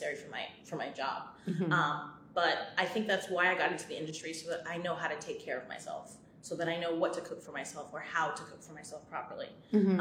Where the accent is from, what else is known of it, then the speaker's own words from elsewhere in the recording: Virginia, United States; I'm born and raised in Virginia